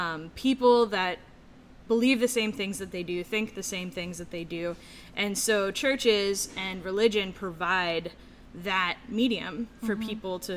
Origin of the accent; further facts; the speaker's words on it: Baltimore, Maryland, United States; also born or lived in Annapolis, Maryland; Sure. So I was born in Baltimore.